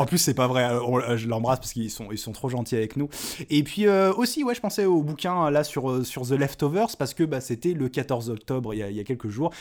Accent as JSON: {"language": "French", "town": "Lyon", "region": "Auvergne-Rhône-Alpes", "country": "France", "tie": "born or raised there", "moved": "yes", "said": "je suis né à Lyon, euh, troisième, 3"}